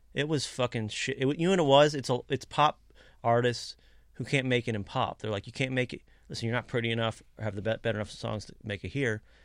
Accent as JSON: {"language": "English", "region": "Kentucky", "country": "United States", "tie": "born or raised there", "said": "growing up in Kentucky"}